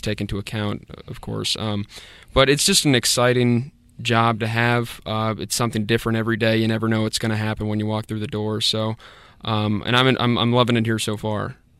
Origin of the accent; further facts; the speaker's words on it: Fairfax, Virginia, United States; moved away as an adult; also born or lived in Columbia, South Carolina / Greenwood, South Carolina; now in Spartanburg, United States; I'm originally from Fairfax, Virginia, which is just outside of D C